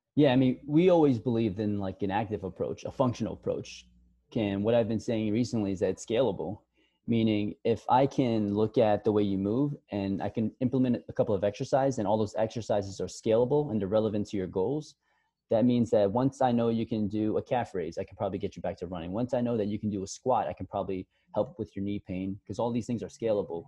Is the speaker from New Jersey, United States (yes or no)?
no; New York City, New York, United States; also born or lived in Buffalo, New York / Miami; I'm originally born and raised in Queens, New York